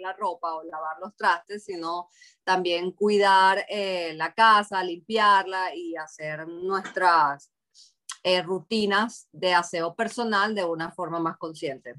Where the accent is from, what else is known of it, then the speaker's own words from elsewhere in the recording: Venezuela; now in Boston, United States; fui criada en Venezuela y mi familia adoptó mucho esa cultura